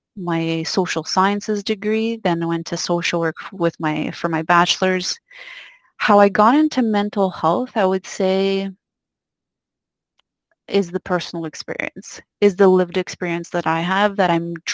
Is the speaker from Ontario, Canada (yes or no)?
no; Quebec, Canada; I grew up in Quebec, a little province, maybe not so little, in Canada